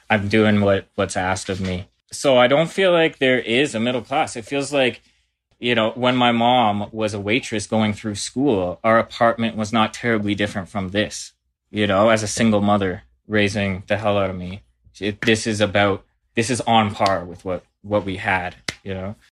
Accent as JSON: {"language": "English", "town": "Burlington", "region": "Ontario", "country": "Canada", "lives_now": "Hamilton, Canada", "said": "I'm from Burlington, living in Hamilton, Ontario"}